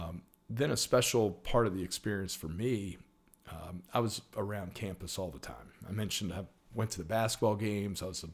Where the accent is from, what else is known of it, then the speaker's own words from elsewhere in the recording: Richmond, Virginia, United States; So I was born here in Richmond. Lived here basically my whole life, and went to St. Chris for 13 years.